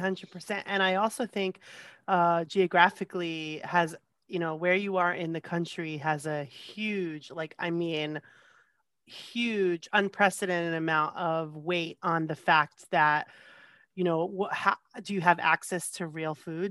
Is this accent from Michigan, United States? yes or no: no; New Jersey, United States; moved away as an adult; now in California, United States; I grew up in New Jersey most of my life